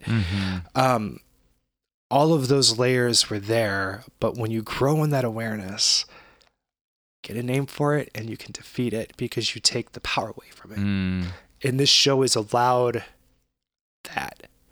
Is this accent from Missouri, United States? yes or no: yes; St. Louis, Missouri, United States; we grew up in St. Louis and we still live here